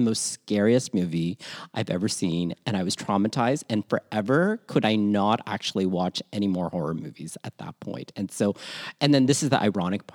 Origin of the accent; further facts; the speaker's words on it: Toronto, Ontario, Canada; also born or lived in Manila, Philippines; born Manila, Philippines, raised in Toronto, Canada, and schooled all over southwestern Ontario